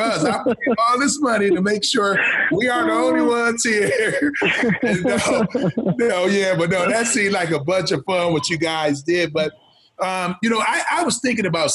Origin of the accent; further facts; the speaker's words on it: Flint, Michigan, United States; I'm from Michigan, Flint, Michigan, where General Motors was big time. A lot of the parents worked at General Motors when I grew up